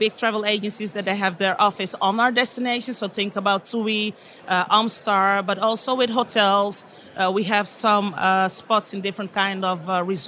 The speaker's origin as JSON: {"language": "English", "town": "Amsterdam", "region": "North Holland", "country": "Netherlands", "tie": "born or raised there", "also_born_or_lived": "Bergen, Netherlands", "accent": "Dutch", "second_language": "English", "moved": "as an adult", "lives_now": "Dominican Republic", "said": "I was born in Amsterdam, but we live in Bergen, and that's like a small city near to the cheese city, what's called Alkmaar"}